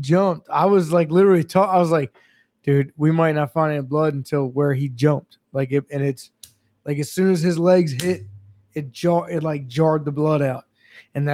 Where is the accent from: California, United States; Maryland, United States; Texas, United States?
Maryland, United States; I come from Maryland